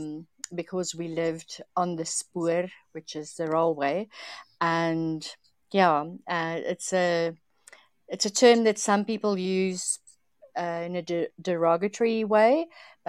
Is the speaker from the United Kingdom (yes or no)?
no; Napierville, South Africa; now in Johannesburg, South Africa; I grew up in Napierville. I now live in Johannesburg, the capital.